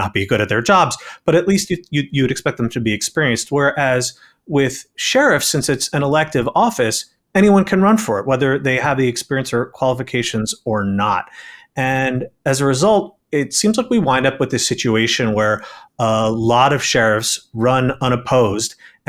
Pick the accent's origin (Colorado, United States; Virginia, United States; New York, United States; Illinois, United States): New York, United States; New York City; I'm from New York City